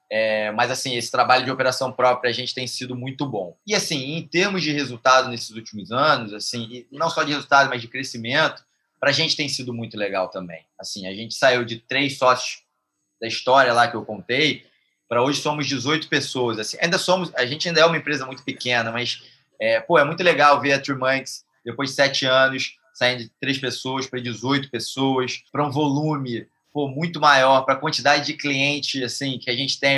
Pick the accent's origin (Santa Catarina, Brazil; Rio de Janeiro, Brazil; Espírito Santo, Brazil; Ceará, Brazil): Rio de Janeiro, Brazil; a marca é daqui, somos cariocas